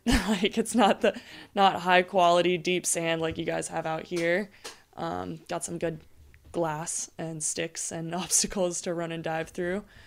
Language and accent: English; Maui, Hawaii, United States; moved away as an adult; I'm originally from Maui, so born and raised on the North Shore there